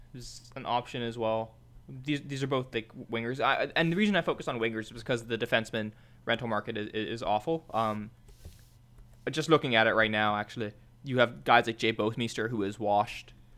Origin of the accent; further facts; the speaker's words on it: Mississauga, Ontario, Canada; from Mississauga